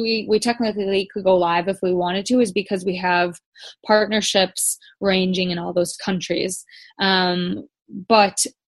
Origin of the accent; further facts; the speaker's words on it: Chicago, Illinois, United States; moved away as an adult; also born or lived in Uganda; now in Cape Town, South Africa; I'm actually an American. I grew up in Chicago